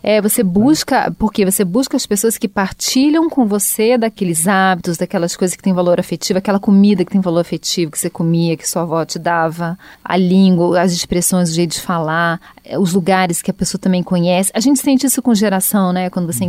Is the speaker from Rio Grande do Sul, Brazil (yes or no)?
no; Rio de Janeiro, Brazil; moved away; eu sou do Rio